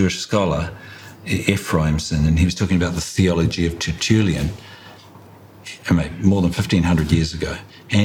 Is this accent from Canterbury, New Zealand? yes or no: no; Hawke's Bay, New Zealand; I grew up in Hawke's Bay